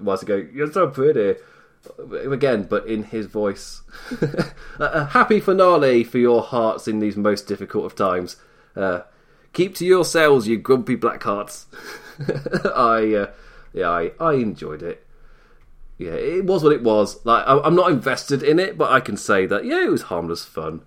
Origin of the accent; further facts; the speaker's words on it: United Kingdom; I'm British overall